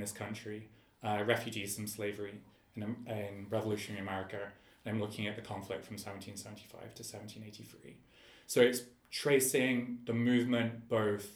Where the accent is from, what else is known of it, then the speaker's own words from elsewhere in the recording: England, United Kingdom; a student growing up in England.